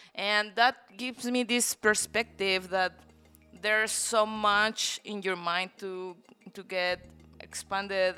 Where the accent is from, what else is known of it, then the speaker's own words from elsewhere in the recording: Guanajuato, Mexico; moved away as an adult; now in Playa del Carmen, Mexico; Mexico, in the center, um, state called Guanajuato, which is really beautiful as well